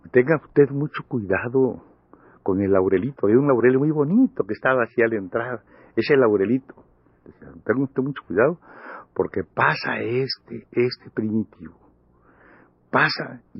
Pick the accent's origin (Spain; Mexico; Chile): Mexico; Campeche; Yo soy de Campeche, pero somos campechanos todos.